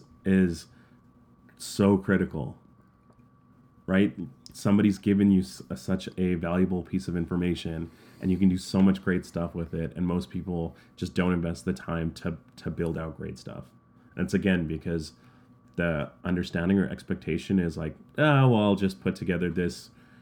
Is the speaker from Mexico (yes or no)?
no; Canada; I know as a Canadian customer, the worst thing I can get, and I actually got this from Marriott Bonvoy.